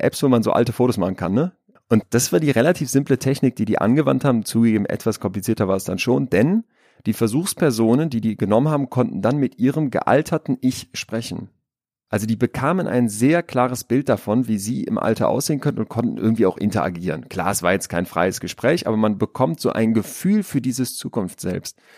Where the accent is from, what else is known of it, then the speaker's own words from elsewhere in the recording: Münster, North Rhine-Westphalia, Germany; Ich bin Psychologe, ich bin Unternehmer, ich bin aus Münster